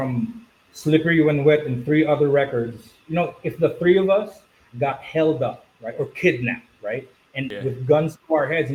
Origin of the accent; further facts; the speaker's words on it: Philippines; growing up in the Philippines as a kid